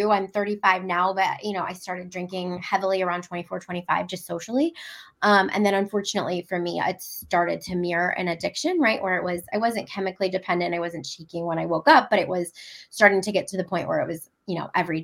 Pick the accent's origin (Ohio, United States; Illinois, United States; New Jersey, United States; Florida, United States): Ohio, United States; Cleveland; moved away as an adult; also born or lived in California; now in Hampton Roads, United States; I'm originally from Cleveland, Ohio